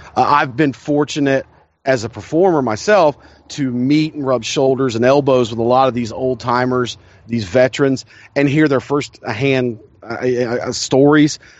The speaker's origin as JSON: {"language": "English", "region": "the Carolinas", "country": "United States", "tie": "born or raised there", "said": "I grew up in the Carolinas in that time period"}